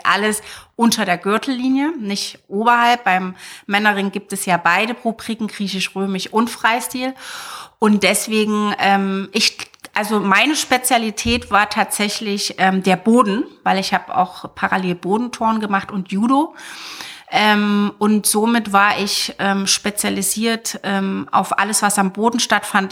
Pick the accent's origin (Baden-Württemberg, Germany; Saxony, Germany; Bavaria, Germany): Saxony, Germany; Zwickau; moved away as an adult; war in Zwickau bis zu meinem 19. Lebensjahr